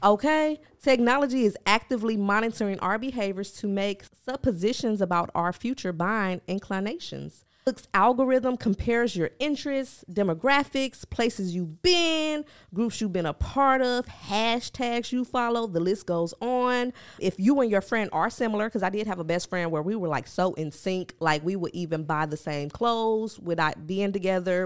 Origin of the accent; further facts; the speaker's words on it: Milwaukee, Wisconsin, United States; I'm from Milwaukee, so that's, like, an hour outside of Chicago